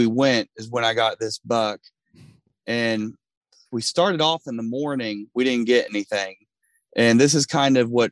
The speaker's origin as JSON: {"language": "English", "region": "Kentucky", "country": "United States", "tie": "born or raised there", "said": "where I grew up in Kentucky, we didn't have hunting land"}